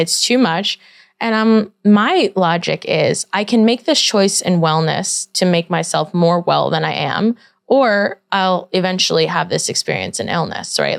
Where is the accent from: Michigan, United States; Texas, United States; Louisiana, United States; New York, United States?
New York, United States; New York City; I grew up in Brooklyn